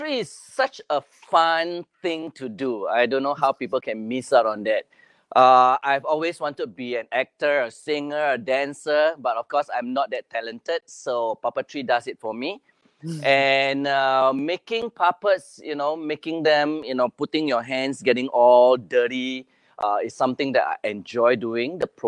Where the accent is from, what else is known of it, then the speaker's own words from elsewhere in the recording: Singapore; I'm from Singapore